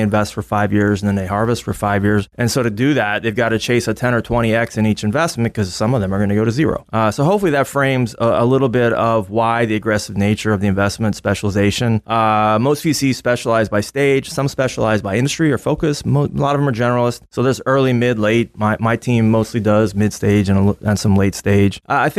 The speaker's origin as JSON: {"language": "English", "region": "Texas", "country": "United States", "also_born_or_lived": "Army bases", "said": "So I grew up on Army bases, and I'm a redneck from West Texas who accidentally ended up on Wall Street doing defense investing."}